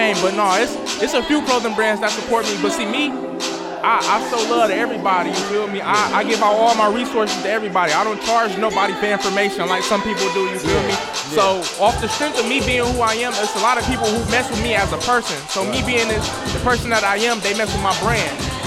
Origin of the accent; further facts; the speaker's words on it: Inkster, Michigan, United States; I'm from Inkster.